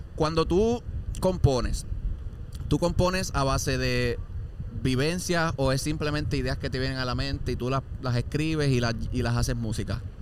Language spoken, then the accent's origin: Spanish; Puerto Rico; yo soy de campo también, yo vengo de un área así también